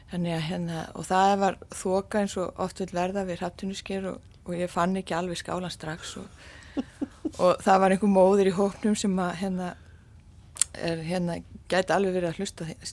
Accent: Iceland; also born or lived in Canada; ég er Íslendingur

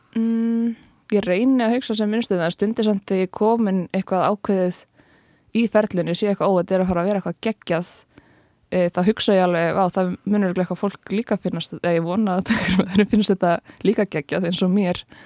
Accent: Kópavogur, Capital Region, Iceland; ég ólst upp á Vassenda í Kópói

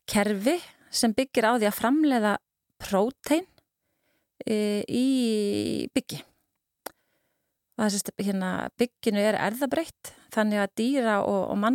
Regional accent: Kópavogur, Capital Region, Iceland; eftir tí, ég man eftir mér e, í Kóbóinu, mér flutti þanga því ég var bara tveggjara

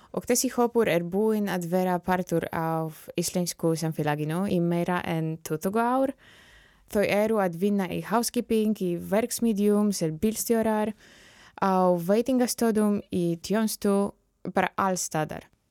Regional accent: Poland; Icelandic is a second language; moved away as an adult; now in Iceland; ég er frá Pólandi

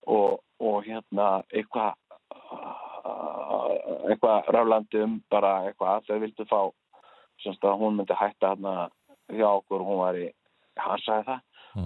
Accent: Iceland; ég er frá Íslandi

